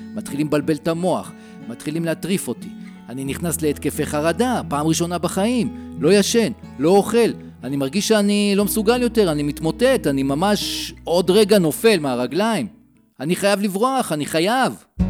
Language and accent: Hebrew; Modiin, Central District, Israel; אני בן ארבעים וארבע, ממודיעין